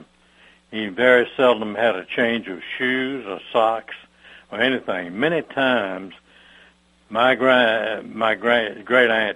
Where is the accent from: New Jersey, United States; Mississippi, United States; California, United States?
Mississippi, United States; Brookhaven; my hometown of Brookhaven